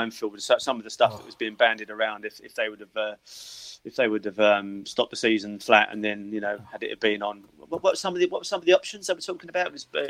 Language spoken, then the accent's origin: English; Upney, London, United Kingdom; born there; Basically, I was born in Upney Hospital.